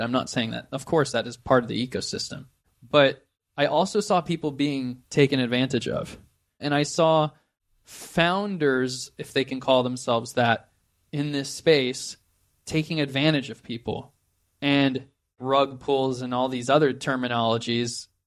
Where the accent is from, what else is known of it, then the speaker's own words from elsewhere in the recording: just outside of San Francisco, California, United States; I grew up just outside of San Francisco, California, near Silicon Valley.